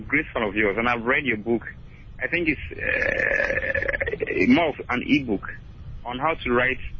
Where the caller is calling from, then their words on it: Somanya, Eastern Region, Ghana; I'm calling from Somenya.